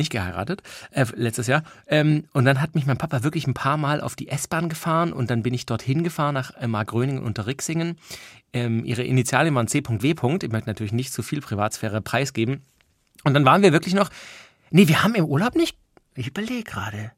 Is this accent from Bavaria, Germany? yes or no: no; Stuttgart, Baden-Württemberg, Germany; ich war ja aus dem Raum Stuttgart